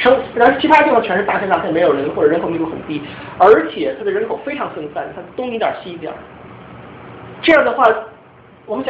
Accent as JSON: {"language": "Chinese", "town": "Changchun", "region": "Jilin", "country": "China", "moved": "yes", "said": "我因为我是长春的"}